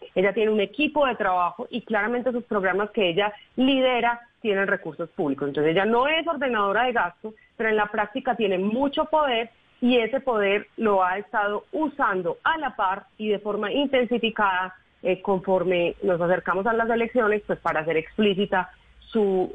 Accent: Medellín, Antioquia, Colombia; somos los ciudadanos de Medellín

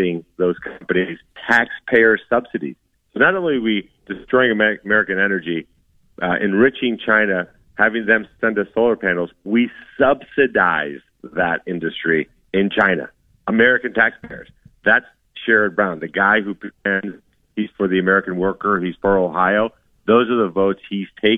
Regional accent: Colombia; now in United States; I was born in Colombia, South America

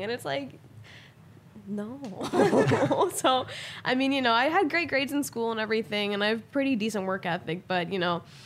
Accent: Oklahoma, United States; moved away; growing up in Oklahoma

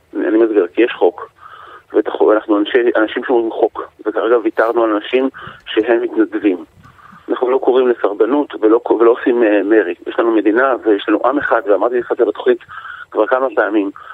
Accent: Yavne, Central District, Israel; אני גדלתי ביבנה

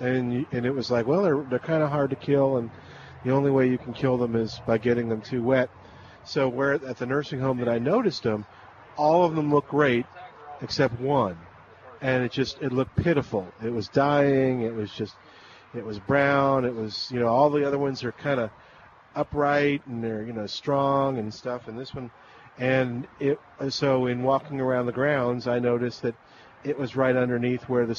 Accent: New Orleans, Louisiana, United States; That's where I'm from. I grew up in New Orleans, so.

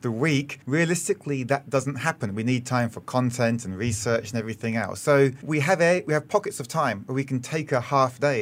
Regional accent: United Kingdom; moved away as an adult; also born or lived in Australia; now in Singapore; I'm British, and I spent three years in Australia before coming here in early

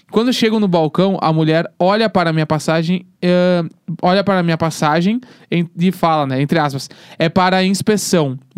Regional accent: Mato Grosso, Brazil; born there; now in Minas Gerais, Brazil; eu nasci no Mato Grosso, minha família é toda do Sul, Paraná, Santa Catarina, Rio Grande do Sul, e hoje moro em Minas Gerais.

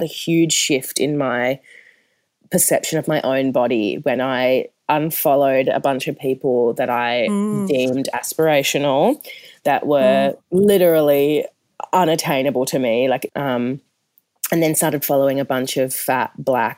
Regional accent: Perth, Western Australia, Australia; moved away; also born or lived in Melbourne; I'm from Perth. I'm used to a warm tropical heat.

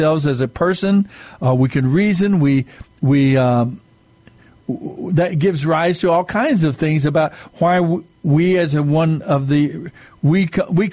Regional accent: Mescalero Apache reservation, southern New Mexico, United States; I'm Native American. I'm Mescalero Apache from the reservation in southern New Mexico

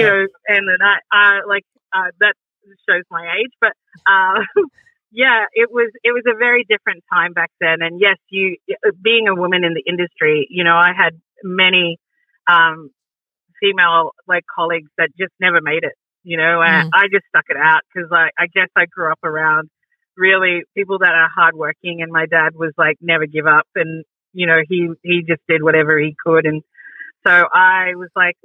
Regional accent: Torres Strait, Queensland, Australia; moved away; growing up in the Torres Strait is very different from growing up in the city

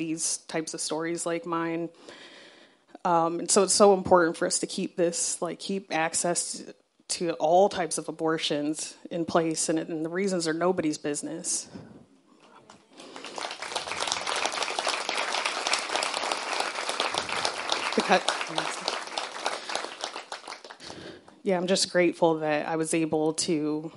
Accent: Southern Arizona, United States; I grew up in Southern Arizona

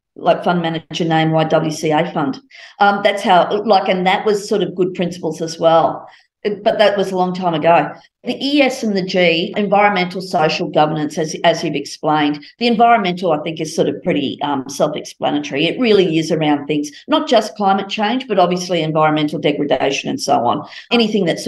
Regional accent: Brisbane, Queensland, Australia; I grew up in Brisbane

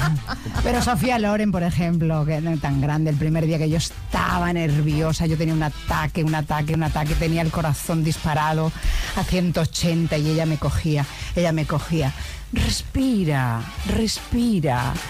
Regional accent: Extremadura, Spain; moved away; also born or lived in Barcelona; los 16 años en mi tierra, en Extremadura, en la cadena Ser

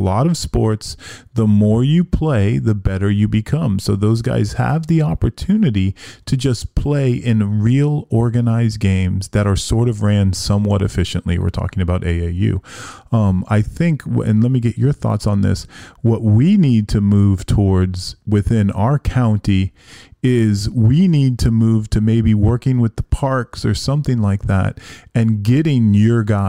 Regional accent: Miami, Florida, United States; I grew up in Miami, and I came down here in 1997

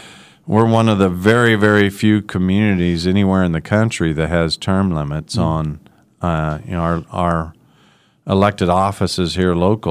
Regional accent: Wichita, Kansas, United States; I grew up in Wichita and love this city

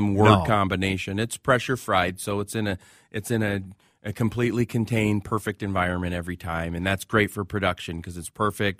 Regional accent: Minneapolis, Minnesota, United States; Southside, Washburn High School.

